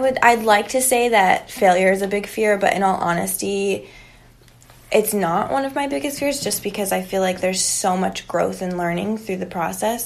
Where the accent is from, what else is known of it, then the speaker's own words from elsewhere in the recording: Palmdale, California, United States; also born or lived in Los Angeles; now in San Diego, United States; north of LA. So we grew up a lot being